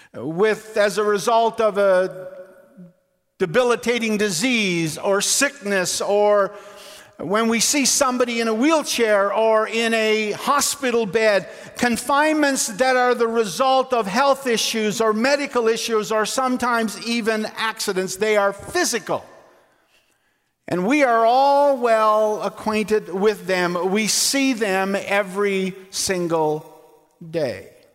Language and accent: English; Labrador City, Newfoundland and Labrador, Canada; Margot Kidder lived in my hometown in Labrador City